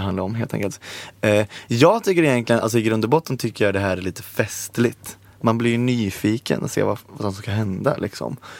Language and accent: Swedish; Borås, Västra Götaland, Sweden; Jag är också från Borås